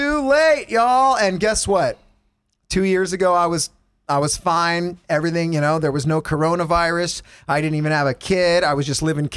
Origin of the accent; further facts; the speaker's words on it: California, United States; as a Californian